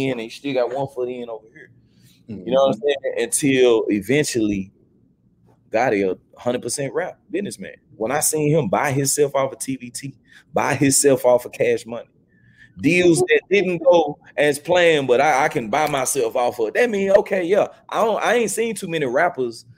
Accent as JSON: {"language": "English", "town": "Memphis", "region": "Tennessee", "country": "United States", "tie": "born or raised there", "said": "I grew up, I'm from the Haven. I'm from BAZ. Mm-hmm. So South Memphis"}